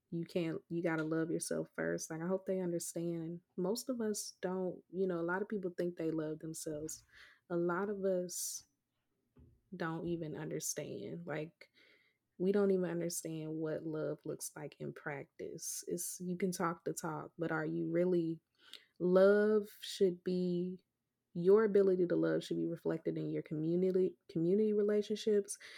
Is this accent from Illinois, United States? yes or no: yes; Chicago, Illinois, United States; I'm from Chicago